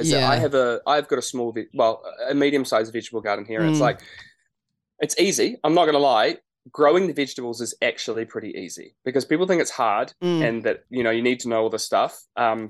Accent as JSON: {"language": "English", "town": "Martinborough", "region": "Wellington", "country": "New Zealand", "tie": "born or raised there", "moved": "yes", "said": "We used to live just out of Martinborough, so that was where I grew up on a sheep and cattle farm"}